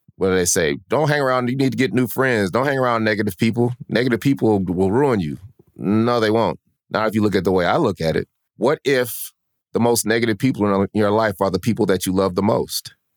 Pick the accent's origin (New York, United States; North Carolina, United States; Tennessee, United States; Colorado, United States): Colorado, United States; Denver; moved away as an adult; also born or lived in Sacramento, California; now in Atlanta, United States; we're from Denver, Colorado.